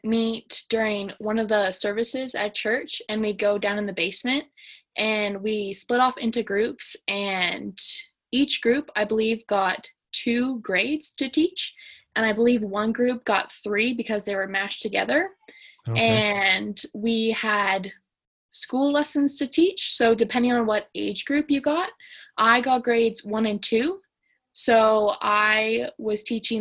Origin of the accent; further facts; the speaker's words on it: Canada; I'm Canadian. I just stay in Canada.